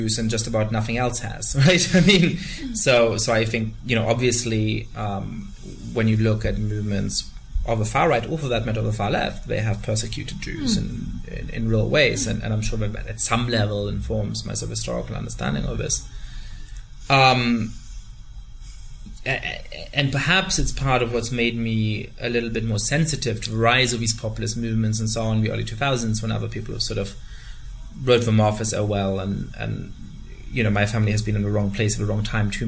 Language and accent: English; Germany; growing up in Germany and in various ways feeling conflicted about how German I am